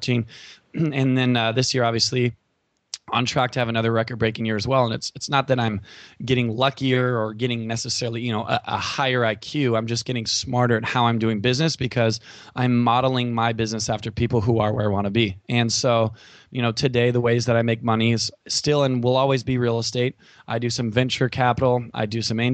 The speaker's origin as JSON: {"language": "English", "region": "California", "country": "United States", "said": "I'm from California"}